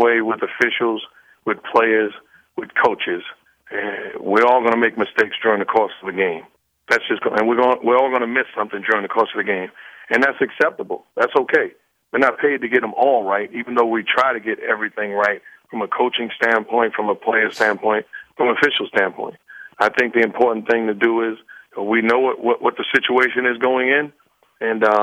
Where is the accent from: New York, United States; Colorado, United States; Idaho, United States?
New York, United States; New York City; I'm from New York City